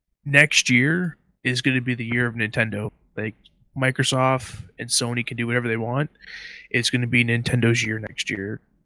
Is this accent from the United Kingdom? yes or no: no; Canada; being Canadian